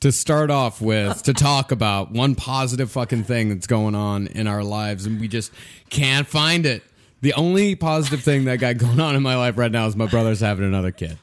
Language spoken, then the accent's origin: English; Texas, United States; now in New York City, United States; I'm from Texas